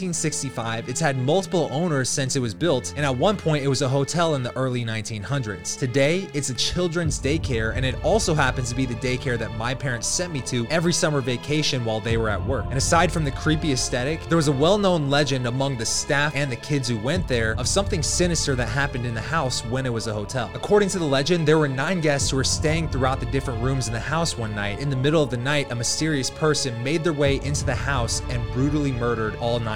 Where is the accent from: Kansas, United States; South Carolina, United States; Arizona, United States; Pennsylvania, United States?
Kansas, United States; Leavenworth; It's called Leavenworth, Kansas, and it also happens to be my hometown